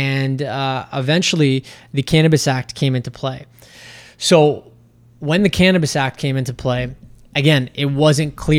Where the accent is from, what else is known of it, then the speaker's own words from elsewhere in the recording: Canada; being a Canadian